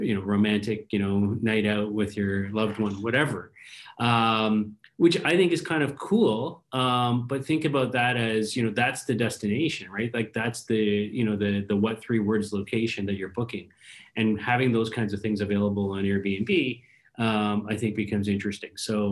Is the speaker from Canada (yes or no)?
yes; Canada; as a Canadian that's been, you know, locked down